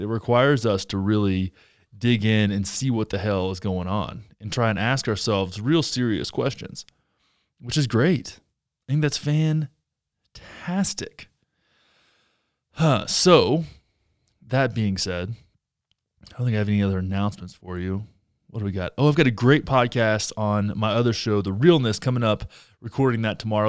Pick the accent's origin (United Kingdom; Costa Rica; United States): United States; Texas; I grew up in Texas